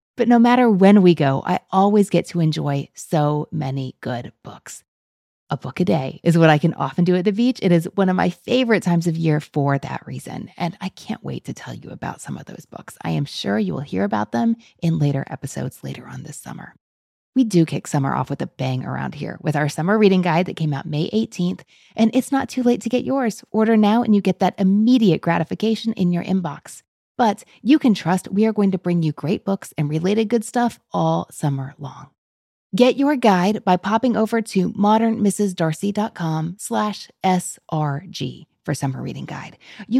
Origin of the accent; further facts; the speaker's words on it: Kentucky, United States; I am from Kentucky and now I'm in my 40s. So I wanted to leave when I was in high school. I have come back.